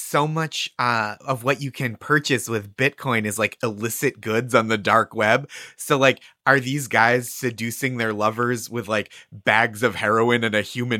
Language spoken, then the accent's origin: English; Massachusetts, United States; I'm from Massachusetts